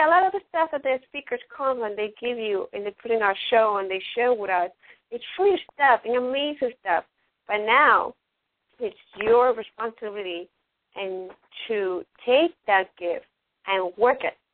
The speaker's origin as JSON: {"language": "English", "country": "Ecuador", "also_born_or_lived": "New York, United States", "first_language": "Spanish", "second_language": "English", "moved": "yes", "lives_now": "Sarasota, United States", "said": "I'm not from United States, I'm from Ecuador, I'm speak, you know, in, you know, English is my second language, and Spanish, I have a Latin background"}